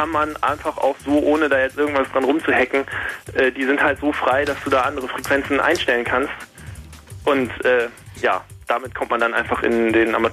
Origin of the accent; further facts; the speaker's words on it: Osnabrück, Lower Saxony, Germany; Also ich komme aus Osnabrück.